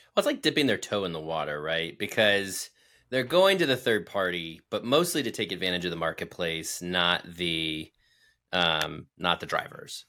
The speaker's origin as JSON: {"language": "English", "country": "United States", "said": "I'm an American"}